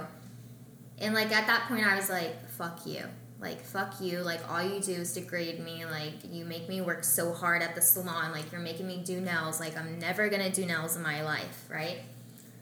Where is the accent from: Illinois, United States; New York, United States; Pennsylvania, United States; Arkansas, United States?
Arkansas, United States; Russellville; moved away; also born or lived in Florida; I grew up in Arkansas with my parents, in a very, very small town